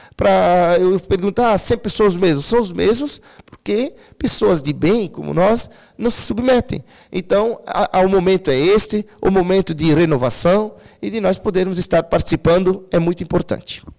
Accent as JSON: {"language": "Portuguese", "town": "Timbó", "region": "Santa Catarina", "country": "Brazil", "tie": "born or raised there", "said": "nasci em Timbó, sou natural de Timbó"}